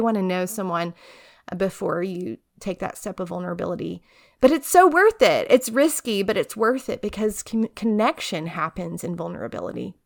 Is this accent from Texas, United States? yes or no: yes; Tyler, Texas, United States; moved away as an adult; also born or lived in College Station, Texas; now in Charlottesville, United States; grew up in East Texas and Tyler